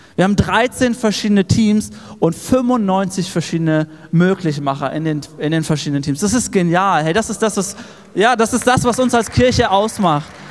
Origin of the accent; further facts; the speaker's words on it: Erfurt, Thuringia, Germany; wir als Erfurter